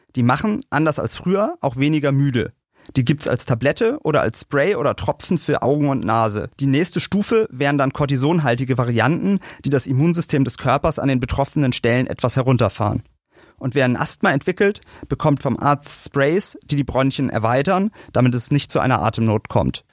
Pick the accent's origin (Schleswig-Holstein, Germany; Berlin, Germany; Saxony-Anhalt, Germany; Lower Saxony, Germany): Berlin, Germany; in einer dicht bebauten Stadt wie bei uns in Berlin